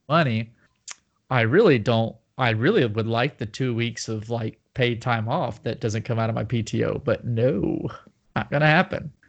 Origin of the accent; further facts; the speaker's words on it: Nashville, Tennessee, United States; accent: Southern; I was from Nashville